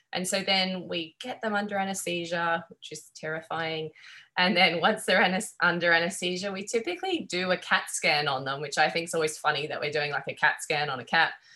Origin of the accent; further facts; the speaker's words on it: Australia; accent: Australian; moved away as an adult; now in Corvallis, United States; growing up in Australia